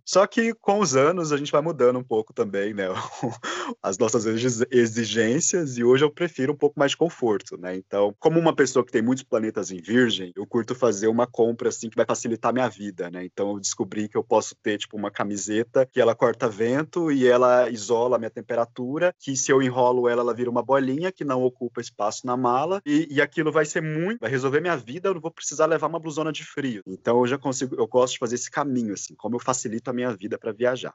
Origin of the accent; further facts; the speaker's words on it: Goiás, Brazil; now in São Paulo, Brazil; meus documentos eram de Goiás, eu sou de Goiás